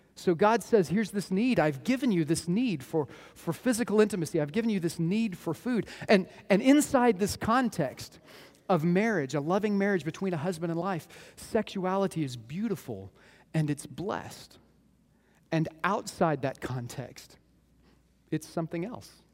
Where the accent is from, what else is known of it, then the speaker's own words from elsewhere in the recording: Moore, Oklahoma, United States; I grew up in Moore, Oklahoma